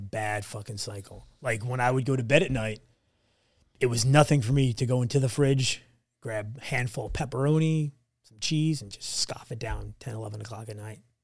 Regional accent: New Jersey, United States

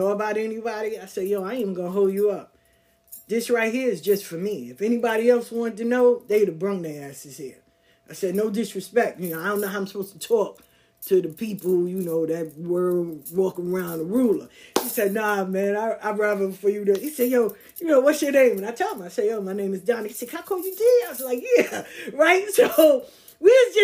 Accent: New York City, New York, United States; also born or lived in the South (US); I'm from the South, but I grew up in Queens

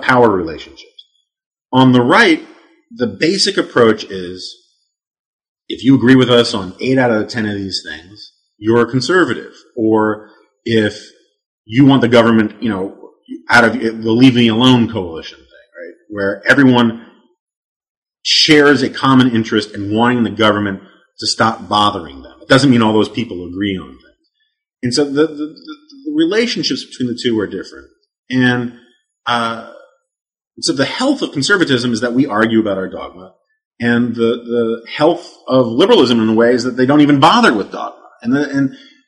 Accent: New York City, New York, United States; growing up on the Upper West Side of Manhattan

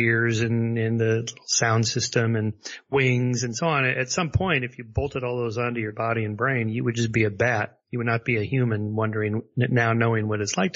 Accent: La Crescenta, California, United States; I was raised in La Crescenta area and sort of a suburb of Los Angeles

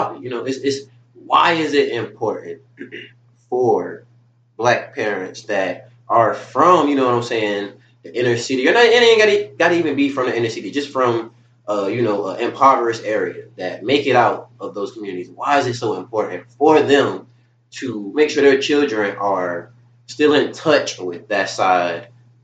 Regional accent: Pooler, Georgia, United States; also born or lived in Garden City, Georgia; I grew up basically living in Pooler. We moved out of Garden City when I was like 2 or 3 years old. So for as long as I can remember, we lived in Pooler. But my whole childhood, I was in Garden City.

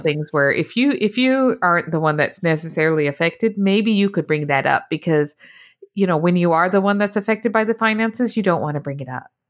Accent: Utah, United States; growing up in Utah, I didn't realize there was, like, more than one church

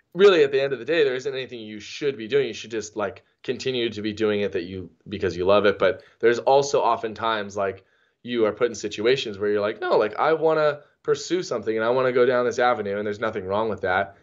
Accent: San Diego, California, United States; growing up in San Diego

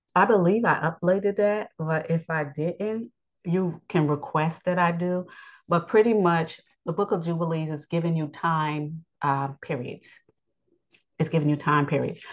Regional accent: United States; I was born in the United States

